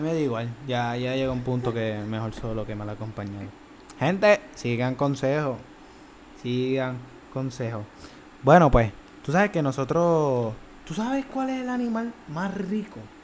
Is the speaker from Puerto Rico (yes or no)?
yes; Trujillo Alto, Puerto Rico; Nosotros somos de Trujillo